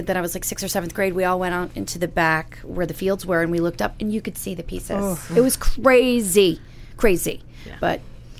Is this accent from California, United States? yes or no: no; Florida, United States; I grew up in Florida